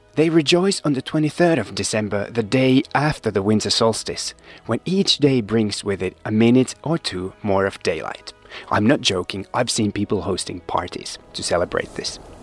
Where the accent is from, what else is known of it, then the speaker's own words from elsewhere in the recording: Finland; moved away as an adult; also born or lived in East Africa / US West Coast / Rome, Italy; I spent my childhood and teenage years in Finland, but moved to warmer climes soon after.